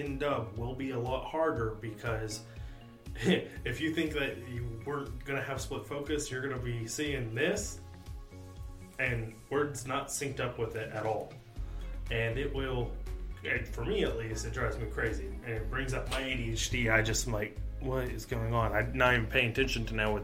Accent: United States; an American watcher

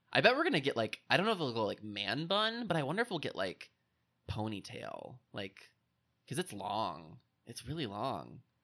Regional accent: Indiana, United States; my home state of Indiana

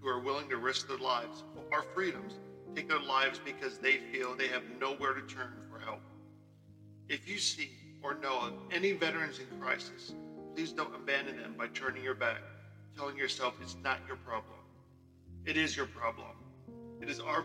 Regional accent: Central Pennsylvania, United States; Growing up in Central PA, I was that one kid that always had a book in his hand

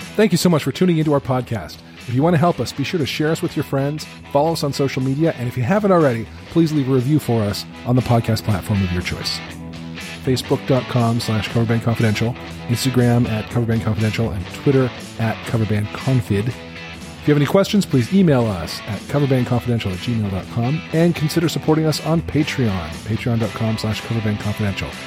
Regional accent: Utah, United States; I grew up in Utah

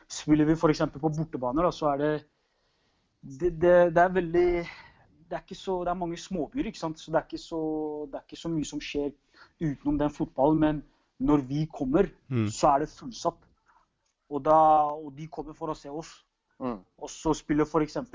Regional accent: Norway; det er litt som, Rosenborg hjemme i Norge.

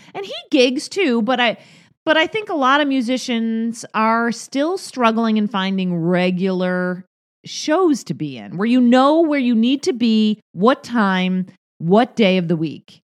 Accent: Rochester, New York, United States; now in Las Vegas, United States; my hometown of Rochester, New York

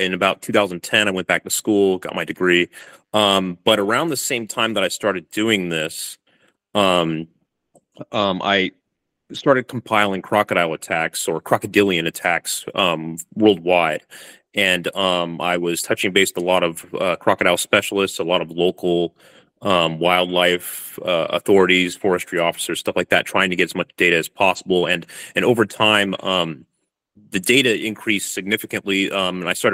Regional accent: California, United States; moved away as an adult; now in Darwin, Australia; I'm from California originally, but I'm living in Darwin and doing my PhD here

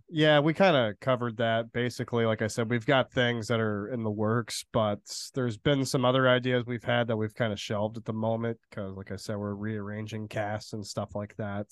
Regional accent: central Illinois, United States; also born or lived in Danville, Illinois; I'm basically from central Illinois, like around Champaign, Illinois, like right around the border of Indiana, pretty much from the from when I was born till I was like 13

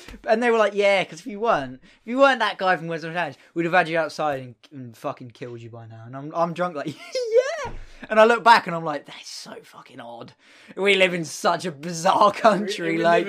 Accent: England, United Kingdom; obviously I am English.

